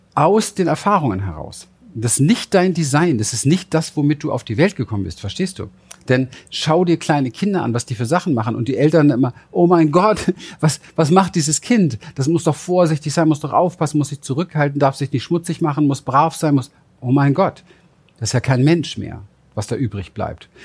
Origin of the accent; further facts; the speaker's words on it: Berlin, Germany; ich bin in Berlin aufgewachsen, im Hinterhof